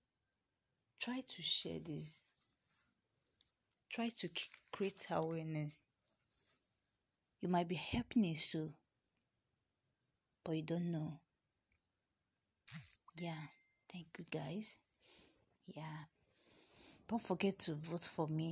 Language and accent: English; Delta, Nigeria; I'm from Nigeria, Delta State precisely.